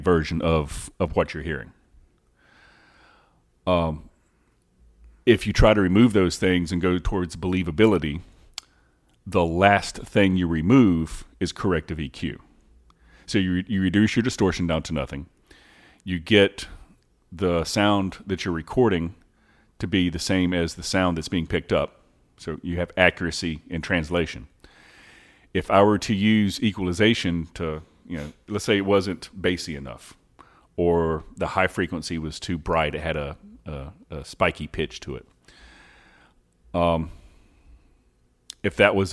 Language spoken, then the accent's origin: English; North Carolina, United States; moved away; also born or lived in Mocksville, North Carolina; I grew up in another small town in North Carolina